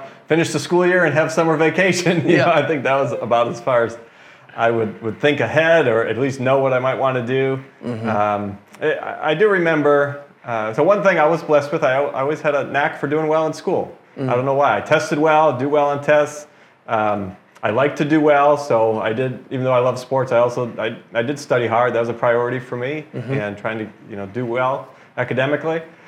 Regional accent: Parma, Ohio, United States; now in Americus, United States; I grew up in the Cleveland, Ohio area, suburb of Cleveland, Parma, Ohio

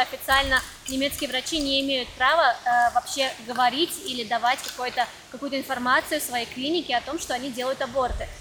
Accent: Russia; moved away as an adult; now in Germany; Я выросла в России, но последние 9 лет живу в Германии.

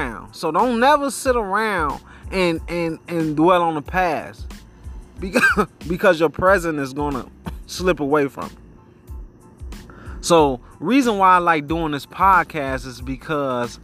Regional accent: United States; We are American

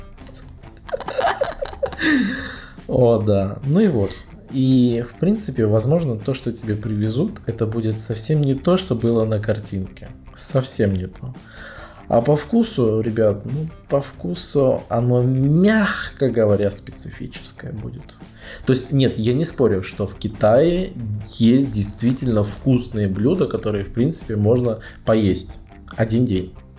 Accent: Russia; now in China; мой чемодан, который я везу из России в Китай

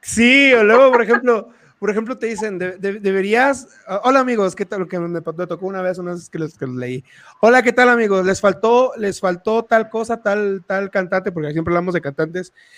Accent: Tabasco, Mexico; now in Querétaro, Mexico; cuando a mí me preguntan que si de dónde soy, orgullosamente sin pedo saco el cobre y digo, soy de Tabasco y a mucha honra

